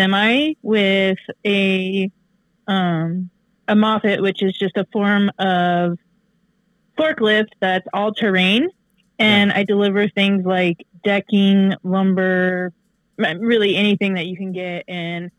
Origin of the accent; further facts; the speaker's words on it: Michigan, United States; I was born on July 11th, 1987 in the beautiful state of Michigan. My mother was in high school when she had me. And so I was basically raised by my grandma and grandpa